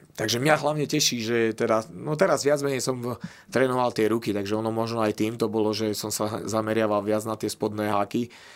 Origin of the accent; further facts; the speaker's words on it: Slovakia; my sme Slováci